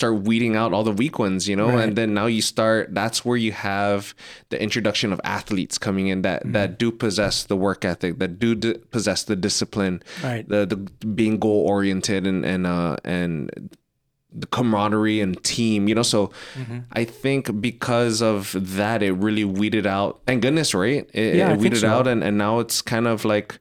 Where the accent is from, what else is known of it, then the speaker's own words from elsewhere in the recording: Guam; growing up in the islands, man, growing up in Guam, going to school